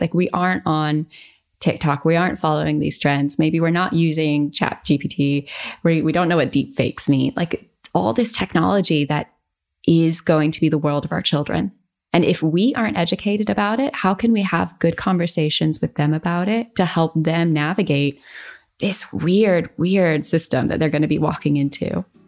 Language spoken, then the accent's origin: English; United States; growing up in America